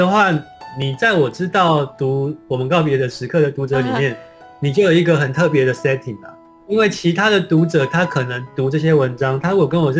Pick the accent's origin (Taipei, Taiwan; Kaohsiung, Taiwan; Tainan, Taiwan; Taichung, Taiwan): Tainan, Taiwan; 就是我那时候因为我是台南人嘛，